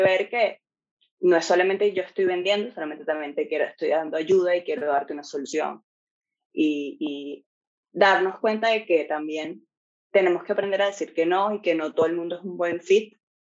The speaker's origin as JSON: {"language": "Spanish", "country": "Venezuela", "moved": "as an adult", "lives_now": "Ireland", "said": "los dos somos de Venezuela"}